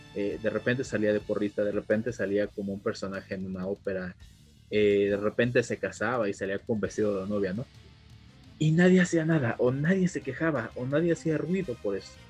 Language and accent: Spanish; Mexico; nosotros como mexicanos